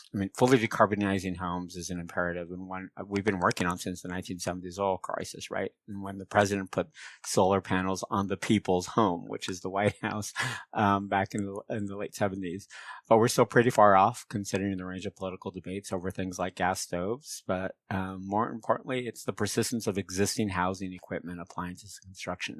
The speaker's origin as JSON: {"language": "English", "area": "San Francisco Bay Area", "region": "California", "country": "United States", "tie": "born or raised there", "said": "My folks were rural farmers in Mexico, but I grew up in the San Francisco Bay Area"}